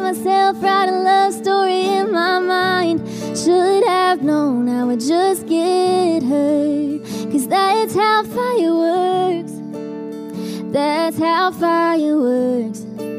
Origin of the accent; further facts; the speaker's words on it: North Carolina, United States; No, we're both from North Carolina.